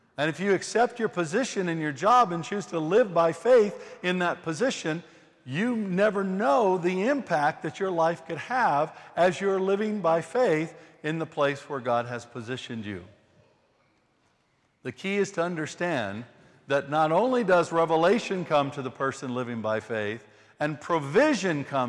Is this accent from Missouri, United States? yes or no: yes; St. Louis, Missouri, United States; moved away as an adult; we're originally from the United States, from St. Louis, right in the middle of the United States.